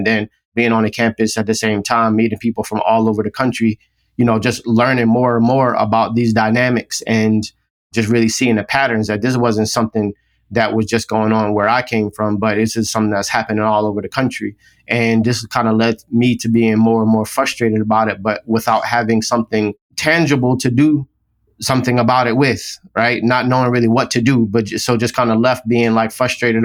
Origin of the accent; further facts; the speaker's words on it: Philadelphia, Pennsylvania, United States; now in Atlanta, United States; I grew up in Philadelphia, West Philadelphia primarily